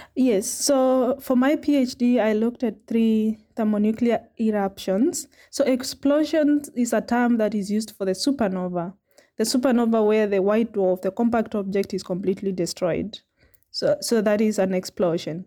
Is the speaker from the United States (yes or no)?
no; Makueni, Eastern Province, Kenya; moved away as an adult; also born or lived in South Africa; now in Cape Town, South Africa; I grew up in Makueni, Kenya, which is in eastern province